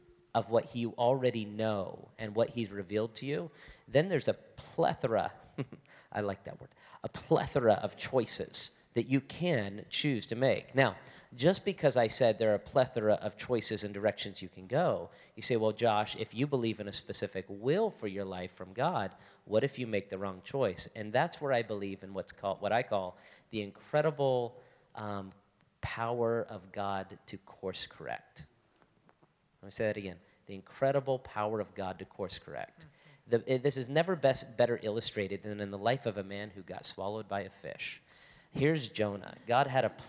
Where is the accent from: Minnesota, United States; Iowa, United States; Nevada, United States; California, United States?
Nevada, United States; Las Vegas; also born or lived in Florida; I'm from Las Vegas